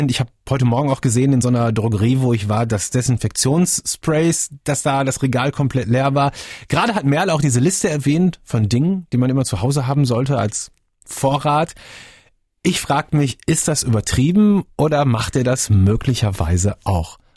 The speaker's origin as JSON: {"language": "German", "town": "Naumburg", "region": "Saxony-Anhalt", "country": "Germany", "said": "komme aus Naumburg."}